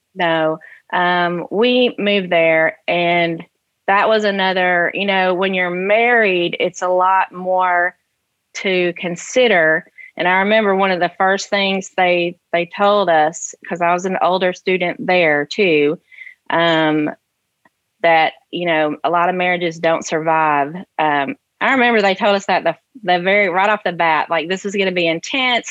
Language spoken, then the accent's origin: English; Sharon, Tennessee, United States; also born or lived in Chicagoland, Illinois; I grew up in Sharon, Tennessee